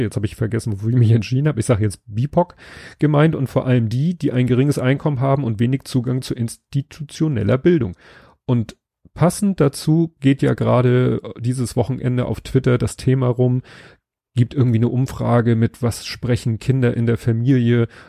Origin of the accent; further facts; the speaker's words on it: Hamburg, Germany; ich bin in Stalzhoop aufgewachsen